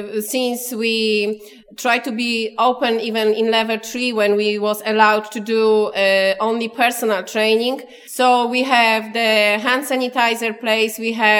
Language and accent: English; Poland; now in Clonmel, Ireland; I'm from Poland.